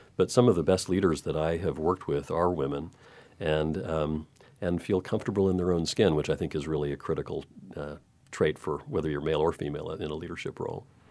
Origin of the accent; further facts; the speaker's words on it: Texas, United States; moved away; I grew up in Texas